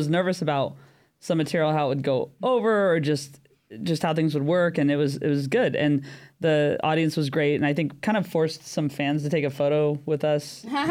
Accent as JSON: {"language": "English", "country": "United States", "also_born_or_lived": "San Diego", "moved": "as an adult", "lives_now": "London, United Kingdom", "said": "I am American, but I live in London. I've lived in London since the beginning of 2020"}